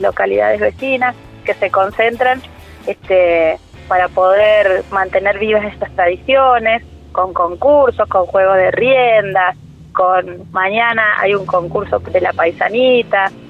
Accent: San Luis, Argentina; yo no nací en Trapiche, sino que soy puntana, yo nací en San Luis

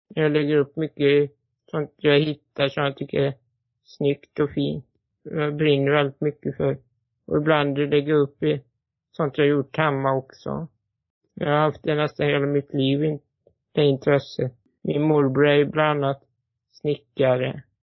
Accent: Borås, Västra Götaland, Sweden; född i Borås

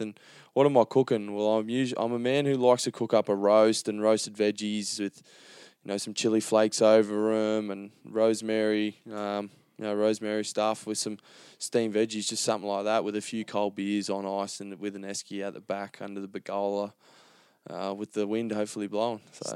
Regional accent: Gold Coast, Queensland, Australia; born or raised there

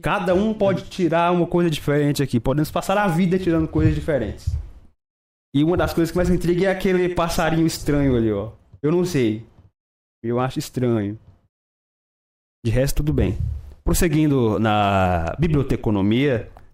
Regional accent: Noroeste, Brazil; região de onde a gente vem, lá da Noroeste

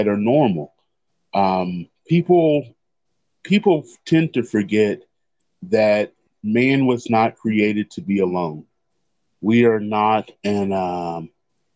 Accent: Texas, United States; being a Texan

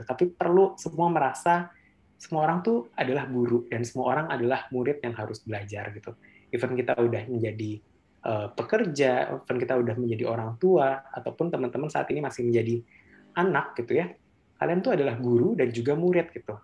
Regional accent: Bogor, West Java, Indonesia; asalnya dari Bogor dan memang sekarang juga uh, tinggal di Bogor

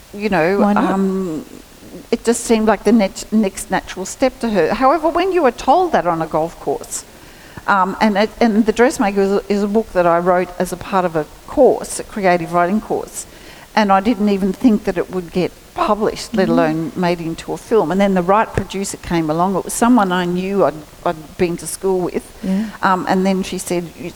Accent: Geraldine, New South Wales, Australia; we were born and raised in Geraldry

